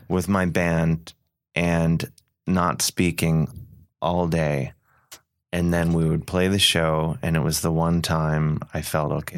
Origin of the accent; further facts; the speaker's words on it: United States; being an American